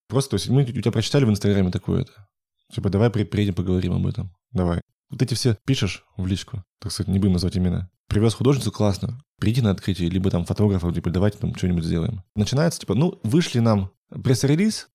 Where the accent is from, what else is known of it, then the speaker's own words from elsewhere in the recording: Yekaterinburg, Sverdlovsk Oblast, Russia; я был единственный из Екатеринбурга там